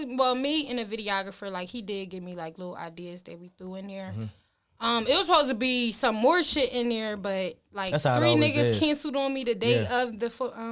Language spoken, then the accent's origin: English; Philadelphia, Pennsylvania, United States; I'm from West Philly, hey, North Side of Market. Born and raised. Okay. Yeah, born and raised. Philly regular.